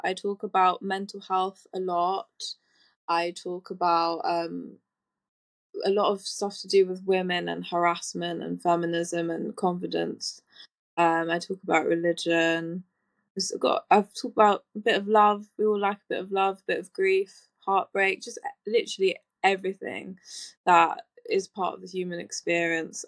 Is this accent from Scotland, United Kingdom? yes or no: no; London, United Kingdom; I'm born and raised in East London